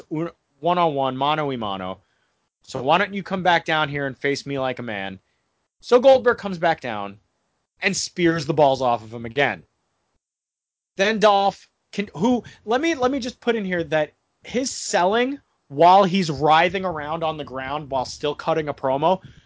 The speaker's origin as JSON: {"language": "English", "country": "United States", "said": "as an American"}